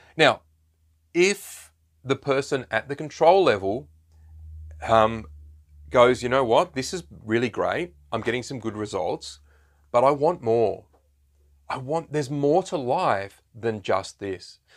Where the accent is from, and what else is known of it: Australia